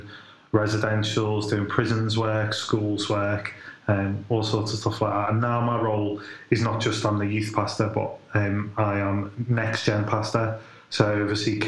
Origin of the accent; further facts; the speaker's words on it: Liverpool, North West England, United Kingdom; now in Halesowen, United Kingdom; I'm originally from Liverpool, hope you can tell, but now based in Hales Owen, just outside of Birmingham